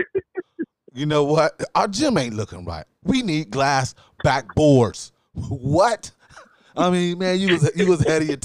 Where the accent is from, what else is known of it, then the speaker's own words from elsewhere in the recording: Newark, Ohio, United States; We come from Newark, Ohio. Not New Jersey, people. Newark, Ohio